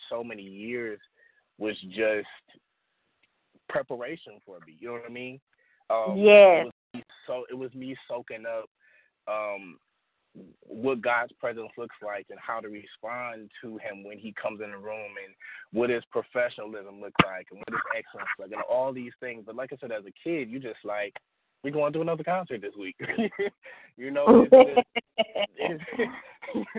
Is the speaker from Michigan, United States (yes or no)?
yes; Detroit, Michigan, United States; I was born and raised here in Detroit, Michigan.